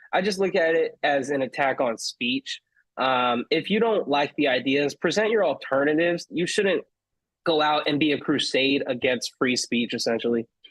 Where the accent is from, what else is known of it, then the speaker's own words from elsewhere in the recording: Palmdale, California, United States; also born or lived in Glendale, California; I grew up in Palmdale. Uh, I was born in Glendale, which is like more closer to downtown LA, but I was pretty much raised in Palmdale